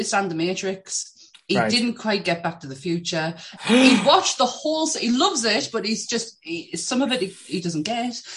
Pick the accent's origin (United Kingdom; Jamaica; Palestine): United Kingdom; the north of England; I'm from England, like, and I'm from the North as well.